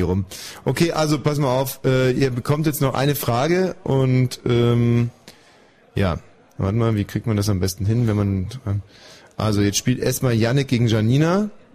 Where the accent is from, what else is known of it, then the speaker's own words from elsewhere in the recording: West Germany, Germany; ich komme aus dem Westen